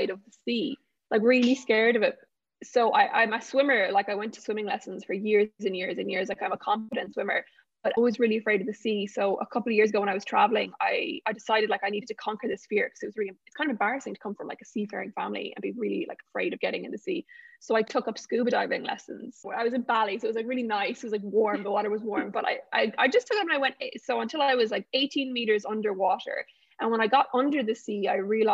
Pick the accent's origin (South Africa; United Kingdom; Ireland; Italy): Ireland; Galway, Connacht; born or raised there